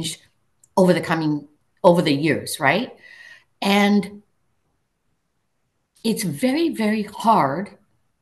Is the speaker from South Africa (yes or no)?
no; Singapore; moved away; I grew up in Singapore, right? Multiracial, multicultural